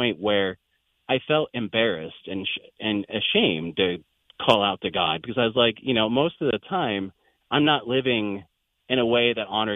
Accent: Windsor, California, United States; moved away as an adult; now in Iowa, United States; we were born and raised about 45 minutes north of San Francisco. At the time, it was a very small rural area, just large fields, and, you know, houses

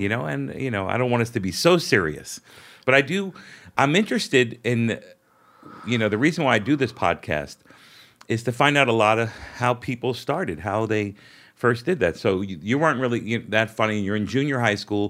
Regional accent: New York City, New York, United States; I grew up in Brooklyn

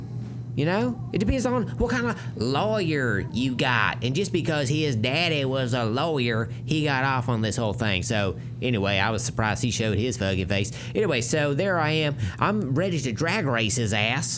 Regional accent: the South, United States; I'm from the South

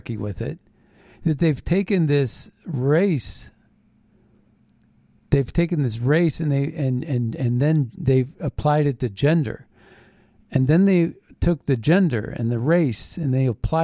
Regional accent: Philadelphia, Pennsylvania, United States; I was born in Philadelphia

